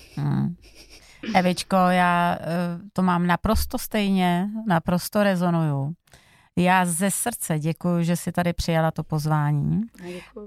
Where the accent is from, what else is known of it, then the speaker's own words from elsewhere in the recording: Slovakia; ze Slovenska, my si lámem oplatky